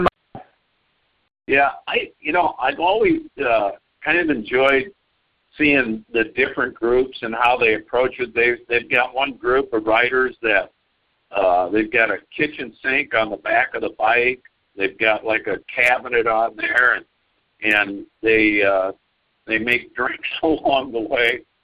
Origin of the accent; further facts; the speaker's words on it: Cedar Falls, Iowa, United States; we're from Cedar Falls